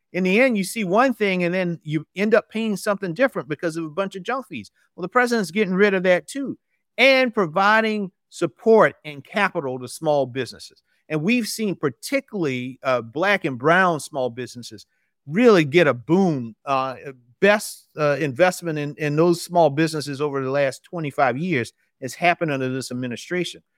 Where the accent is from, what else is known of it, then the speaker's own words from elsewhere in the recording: South Carolina, United States; I'm from South Carolina originally, still live in South Carolina